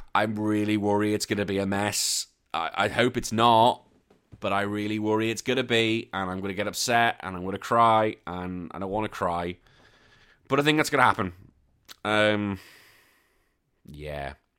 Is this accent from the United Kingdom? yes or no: yes; United Kingdom; now in Australia; I am British as well, living here in Aussie